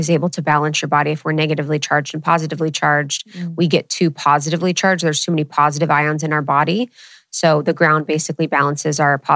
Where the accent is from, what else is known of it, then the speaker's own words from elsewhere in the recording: Ohio, United States; growing up in Ohio